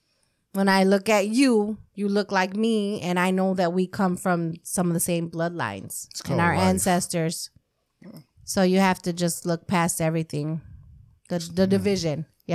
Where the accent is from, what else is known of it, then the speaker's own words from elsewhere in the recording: United States; us as Americans, even though we come in so many different races, growing up in America